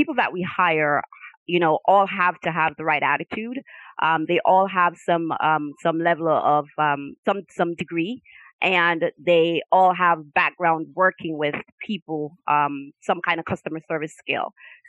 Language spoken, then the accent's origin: English; Jamaica; now in United States; I am Jamaican, so I've been living in the U.S. for almost 30 years.